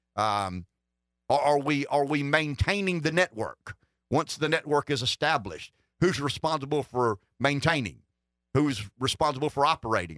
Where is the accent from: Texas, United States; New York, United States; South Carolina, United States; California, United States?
South Carolina, United States; Pamplico; Pamplico. I mean, that's my hometown